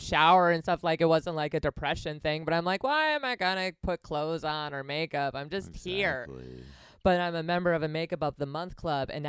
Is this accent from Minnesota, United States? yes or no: no; Wisconsin, United States; also born or lived in California; now in New York, United States; I'm from Wisconsin